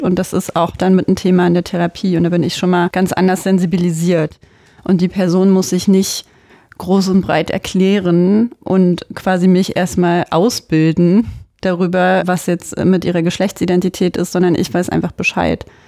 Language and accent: German; Germany; bei uns in Deutschland